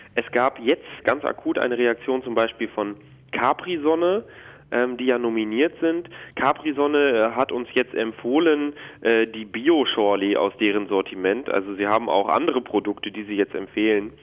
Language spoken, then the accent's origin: German; Netherlands; now in Germany; Ich komme aus den Niederlanden